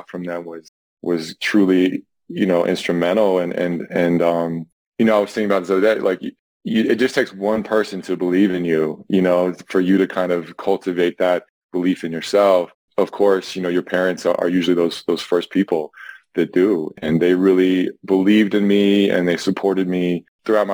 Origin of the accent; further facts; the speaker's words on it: Boulder, Colorado, United States; also born or lived in Ventura, California; I was born in Ventura. However, I grew up in Boulder, Colorado